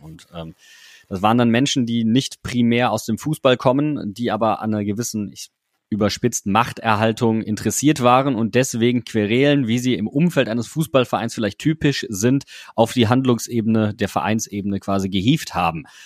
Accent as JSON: {"language": "German", "town": "Wuppertal", "region": "North Rhine-Westphalia", "country": "Germany", "tie": "born or raised there", "moved": "as an adult", "lives_now": "Mainz, Germany", "said": "ich komme nicht gebürtig aus Mainz, sondern ich komme aus Wuppertal gebürtig."}